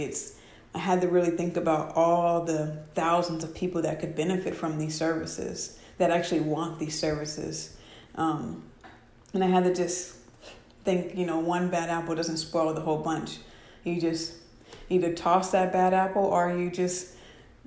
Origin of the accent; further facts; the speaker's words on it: Washington, United States; moved away; one of my tribe up in Washington State, that is my hometown